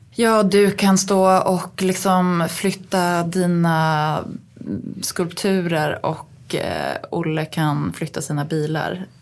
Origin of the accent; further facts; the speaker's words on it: Uppsala, Uppsala County, Sweden; now in Stockholm, Sweden; vi var hemma i Uppsala hos mina svärföräldrar